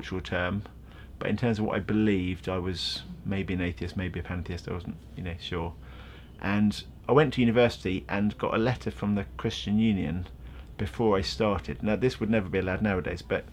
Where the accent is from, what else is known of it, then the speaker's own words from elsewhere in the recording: Godmanchester, East of England, United Kingdom; also born or lived in Bedford; now in London, United Kingdom; So born in Bedford and then grew up in Cambridgeshire. So I grew up in a little town called Godmanchester